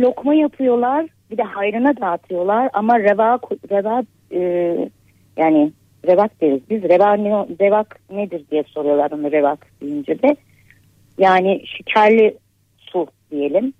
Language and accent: Turkish; Istanbul, Turkey; moved away as an adult; now in Bandırma, Turkey; ben İstanbul'da doğdum büyüdüm